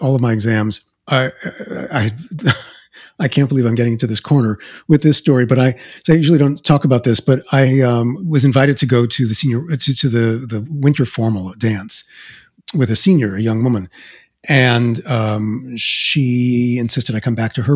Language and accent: English; New York City, New York, United States; accent: Queens; moved away as an adult; I came with my Queens accent